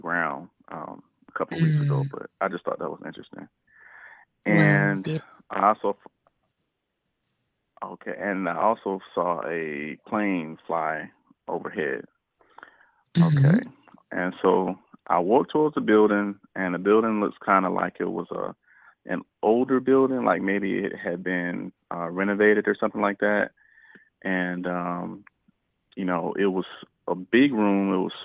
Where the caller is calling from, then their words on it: South Carolina, United States; calling from South Carolina.